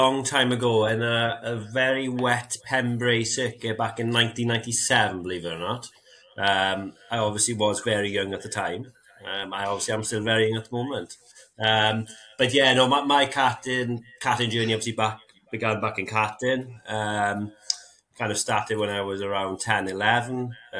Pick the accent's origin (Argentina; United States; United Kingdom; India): United Kingdom; Brechfa Forest, Wales; I grew up playing around in Brechfa Forest, which is notoriously one of the most famous forests in kind of world rallying.